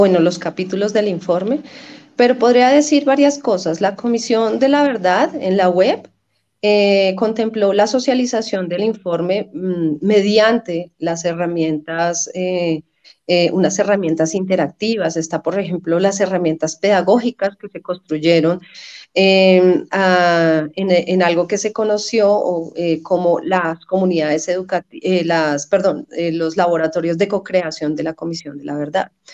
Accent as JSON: {"language": "Spanish", "country": "Colombia", "said": "como colombianos"}